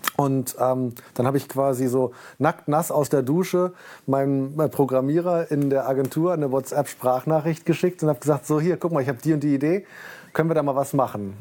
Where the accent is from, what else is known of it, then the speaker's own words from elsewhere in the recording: Bremen, Germany; also born or lived in Dessau; gebürtig in Dessau und mit neun Jahren dann nach Bremen gekommen, habe hier mein Abitur gemacht